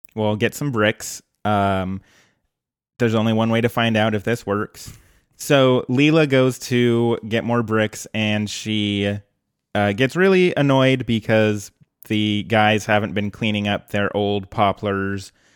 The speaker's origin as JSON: {"language": "English", "region": "Colorado", "country": "United States", "tie": "born or raised there", "moved": "yes", "lives_now": "Portland, United States", "said": "growing up in Colorado"}